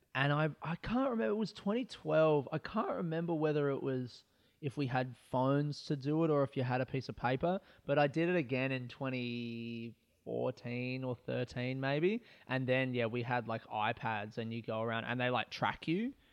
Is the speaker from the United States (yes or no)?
no; Adelaide, South Australia, Australia; moved away as an adult; also born or lived in Melbourne; I grew up in Adelaide, and I wanted to move to Melbourne